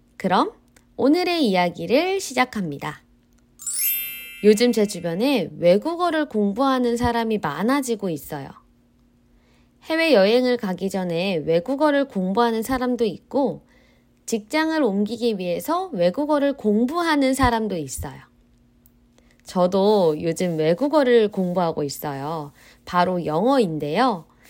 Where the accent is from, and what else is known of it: South Korea